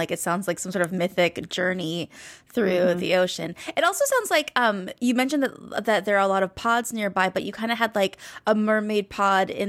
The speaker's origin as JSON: {"language": "English", "region": "Hawaii", "country": "United States", "tie": "born or raised there", "said": "I was born and raised in Hawaii"}